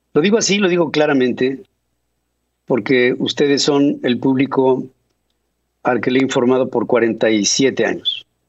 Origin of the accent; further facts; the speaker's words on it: Mexico; now in Atlanta, United States; estoy actuando como mexicano